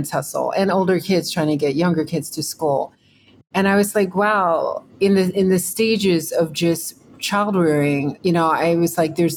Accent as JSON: {"language": "English", "region": "Texas", "country": "United States", "tie": "born or raised there", "said": "I grew up in Texas"}